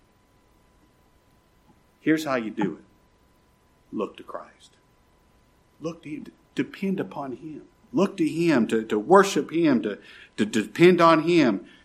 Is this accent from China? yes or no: no; United States; I'm an American citizen